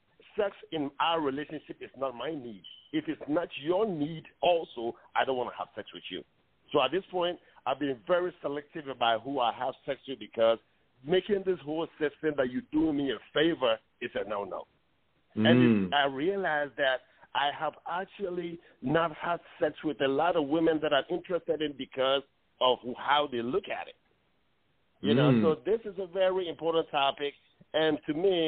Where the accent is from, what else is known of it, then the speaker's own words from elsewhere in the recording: Ghana; moved away; as an African, I was born in Ghana